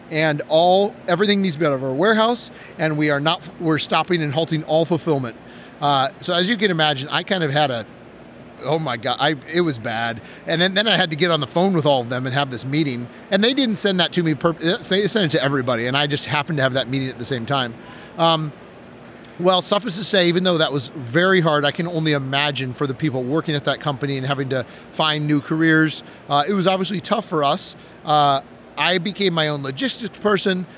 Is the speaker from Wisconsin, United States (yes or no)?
yes; Wisconsin, United States; I'm from Wisconsin